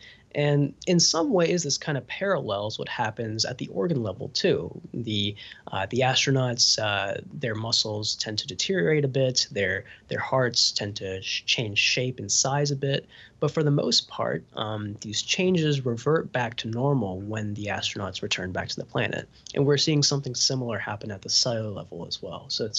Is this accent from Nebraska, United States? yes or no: no; Huntsville, Alabama, United States; So I grew up in Huntsville, Alabama, which is Rocket City, USA. It's the home of Space Camp.